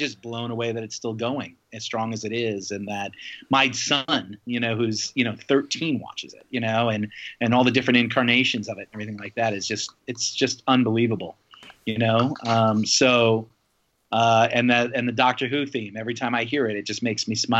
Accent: New York, United States; moved away; I grew up in New York

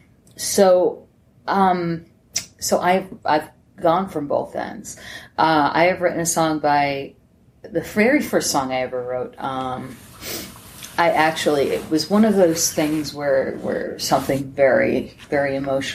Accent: Scranton, Pennsylvania, United States; I'm from Scranton.

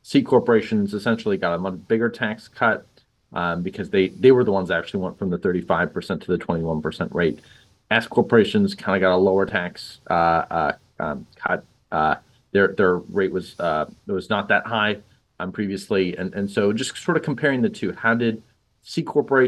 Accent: Toronto, Ontario, Canada; I grew up in Toronto

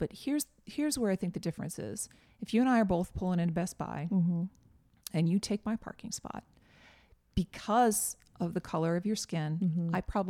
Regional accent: Northeast, United States; And, I grew up in the Northeast.

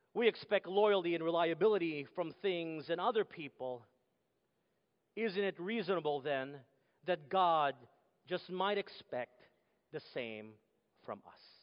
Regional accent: Texas, United States; moved away; Growing up in Texas, it was what they call football country

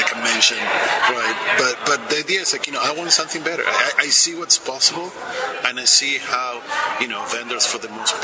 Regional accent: Argentina; I was born in Argentina

